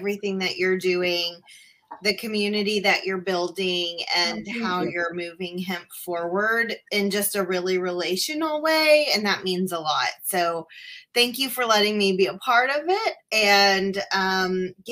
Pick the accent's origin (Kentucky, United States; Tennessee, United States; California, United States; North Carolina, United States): Tennessee, United States; also born or lived in Appalachia, Tennessee / Memphis, Tennessee / Franklin, Tennessee; I'm from Tennessee, and I have lived here my whole life, but I've lived all across the state, from the mountains in Appalachia to Memphis